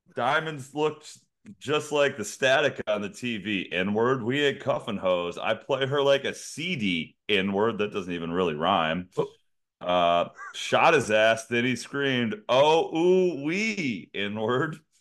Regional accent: United States; we're American

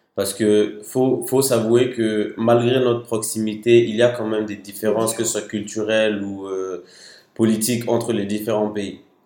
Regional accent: Mali; moved away as an adult; also born or lived in Paris, France; now in France; Je suis né à Paris, sauf que j'ai grandi au Mali de, des quelques mois après ma naissance jusqu'à mes 18 ans.

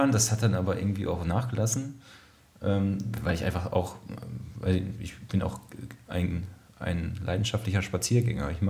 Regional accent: Soest, North Rhine-Westphalia, Germany; Soest äh, aufgewachsen und ähm, bin da während meiner Schulzeit auch mehrmals umgezogen, allerdings immer inner, innerhalb der Kernstadt.

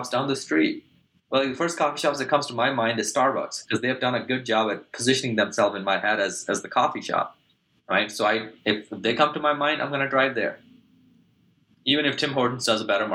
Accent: Pakistan; I grew up in Pakistan, so South Asia

